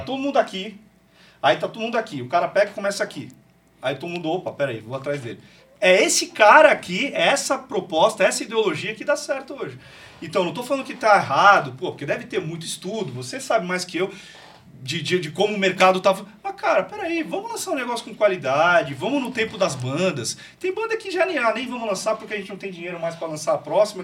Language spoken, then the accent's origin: Portuguese; Santos, São Paulo, Brazil; moved away as an adult; now in Taubaté, Brazil; eu sou de Santos, sou paulistano, cara, sou de Santos